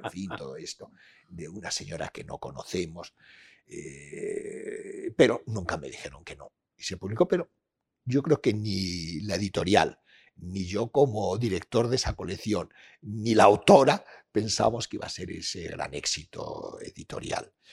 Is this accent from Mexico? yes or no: no; Peñaranda de Bracamonte, Castile and León, Spain; mi infancia, adolescencia en Peñarán de Bracamonte